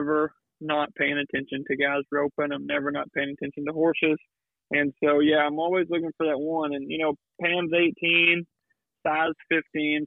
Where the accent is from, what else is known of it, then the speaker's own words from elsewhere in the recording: Louisiana, United States; moved away as an adult; now in between Houston and Austin, United States; growing up in Louisiana where I was, my hometown's closer to Houston than I am New Orleans.